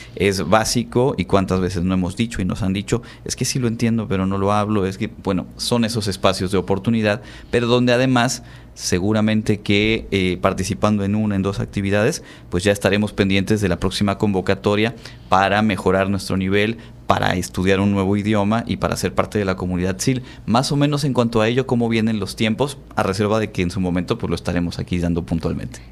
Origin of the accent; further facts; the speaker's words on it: Yucatán, Mexico; aquí en nuestra, en nuestra región, por supuesto, somos orgullosos del Hanalpichán